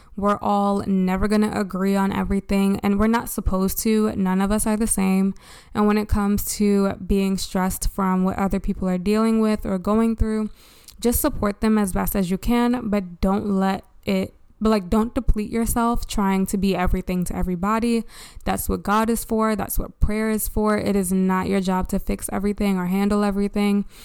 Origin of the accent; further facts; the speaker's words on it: Baltimore, Maryland, United States; from Baltimore, my hometown